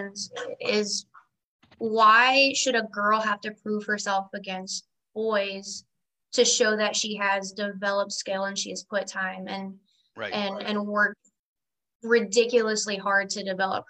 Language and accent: English; South Carolina, United States; moved away as an adult; now in Florida, United States; I'm from South Carolina originally. I grew up like 45 minutes away from Limestone College